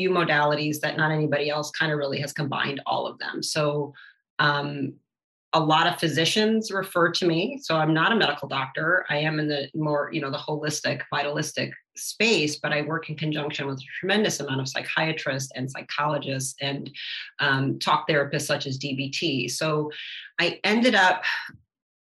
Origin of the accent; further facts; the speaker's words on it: Detroit, Michigan, United States; my growing up and my background of where I grew up in Detroit